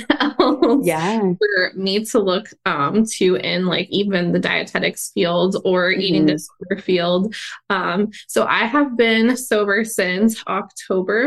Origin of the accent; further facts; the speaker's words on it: Pennsylvania, United States; moved away as an adult; also born or lived in Atlanta, Georgia; I moved from Atlanta to Pennsylvania is where I'm originally from.